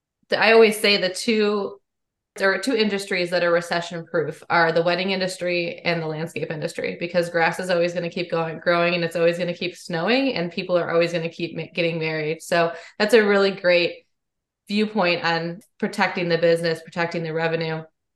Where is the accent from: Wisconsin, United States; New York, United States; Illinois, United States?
Illinois, United States; Chicago; I grew up in the Chicagoland area, so I'm definitely familiar with all of the competitors that are out there.